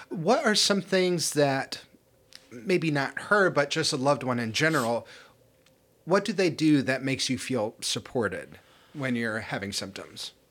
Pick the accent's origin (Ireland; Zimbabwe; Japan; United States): Ireland; I mean, I am Irish and I am an alcoholic